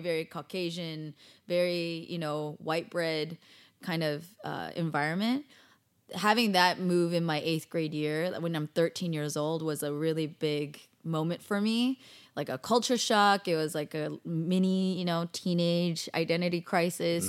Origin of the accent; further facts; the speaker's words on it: Bay Area, California, United States; moved away as an adult; also born or lived in Davis, California / Daly City, California / San Jose, California / Cupertino, California; now in Los Angeles, United States; total Bay Area girl